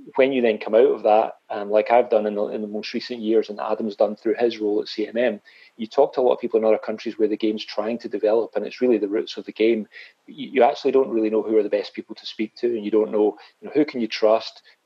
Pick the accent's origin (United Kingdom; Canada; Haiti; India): United Kingdom; Scotland; also born or lived in Glasgow; I actually regarded myself as a Scottish